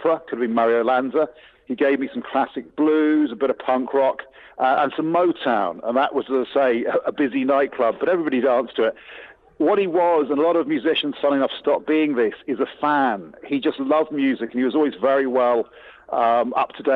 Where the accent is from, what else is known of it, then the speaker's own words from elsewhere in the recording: England, United Kingdom; I'm English through and through, no granny from Mayo